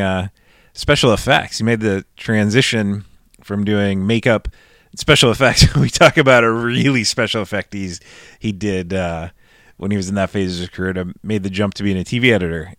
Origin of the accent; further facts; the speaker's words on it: Nebraska, United States; now in California, United States; I grew up in Nebraska